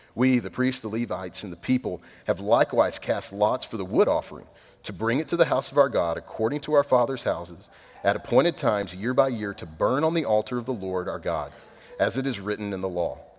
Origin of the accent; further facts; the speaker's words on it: East Texas, United States; I'm redneck from East Texas